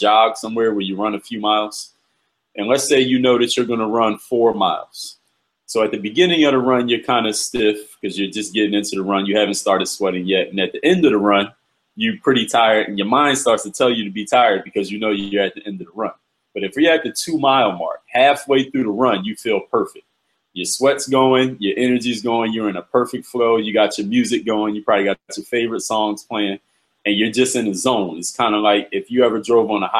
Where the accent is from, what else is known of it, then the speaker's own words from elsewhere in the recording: Philadelphia, Pennsylvania, United States; moved away; Philadelphia is my hometown